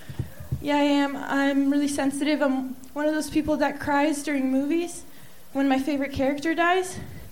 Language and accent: English; Stockton, California, United States; born there; English is a second language; also born or lived in Italy; now in Texas, United States; No, I was born in Stockton, California.